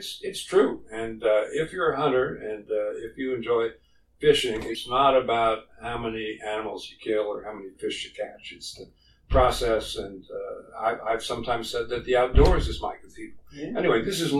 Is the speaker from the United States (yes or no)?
yes; Smithtown, New York, United States; moved away; also born or lived in Cambridge, Massachusetts; I grew up in Long Island, New York, in Smithtown, in the middle of Long Island, right on a big lake